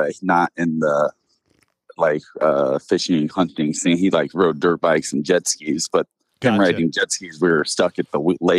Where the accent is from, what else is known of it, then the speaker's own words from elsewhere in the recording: Phoenix, Arizona, United States; I was born and raised here.